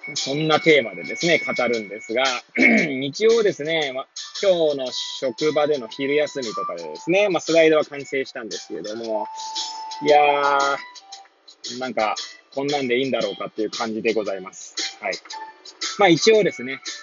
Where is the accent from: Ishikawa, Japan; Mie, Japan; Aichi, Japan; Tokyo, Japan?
Tokyo, Japan; Hachioji; moved away as an adult; now in Kamaishi, Japan; 八王子生まれ、八王子育ちなんですね